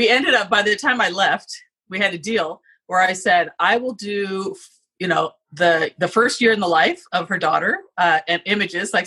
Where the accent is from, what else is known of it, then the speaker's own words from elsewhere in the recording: Southern California, United States; moved away as an adult; also born or lived in Boston; now in Seattle, United States; I grew up in Southern California